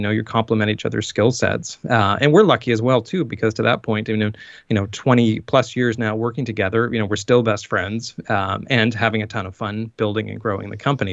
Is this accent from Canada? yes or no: yes; just outside of Saint John, New Brunswick, Canada; born or raised there; moved away as an adult; also born or lived in Toronto